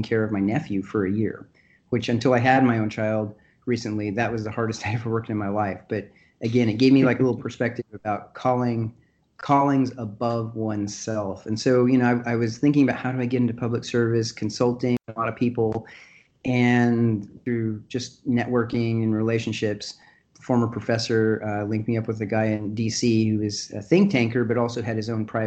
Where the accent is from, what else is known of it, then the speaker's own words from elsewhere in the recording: Colorado Springs, Colorado, United States; moved away as an adult; also born or lived in Stanford, California; now in Washington, DC, United States; I grew up in Colorado Springs for pretty much most of my young life